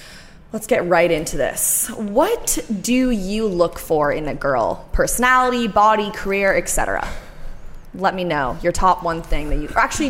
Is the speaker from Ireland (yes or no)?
no; Oshawa, Ontario, Canada; people know I'm from Oshawa.